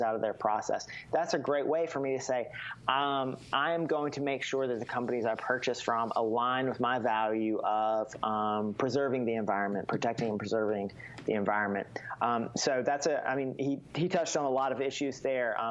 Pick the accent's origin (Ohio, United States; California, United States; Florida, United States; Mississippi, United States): Mississippi, United States; I grew up in Mississippi